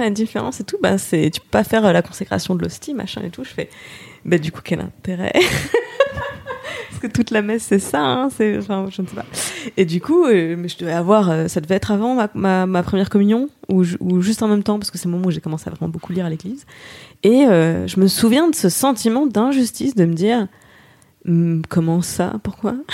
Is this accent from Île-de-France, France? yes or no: no; Moselle, Grand Est, France; je me définis aujourd'hui comme athée laïque, tout ça, mais je viens de Moselle euh, sous Concordat, donc j'avais des cours de religion à l'école encore. Mes grands-parents sont très croyants. Et euh, petit village